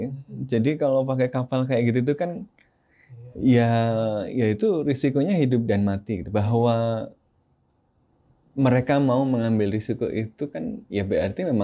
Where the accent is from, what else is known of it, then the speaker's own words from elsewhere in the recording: Rakhine State, Myanmar; now in Indonesia; kalau saya stay di Arakan, saya stay di uh, Rehain itu dibunuh, kampung saya dibakar kan.